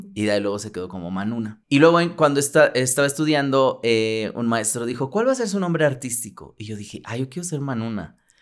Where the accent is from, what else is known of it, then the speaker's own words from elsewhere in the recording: Mexico City, Mexico; yo viví en el sur, pero también viví como por el centro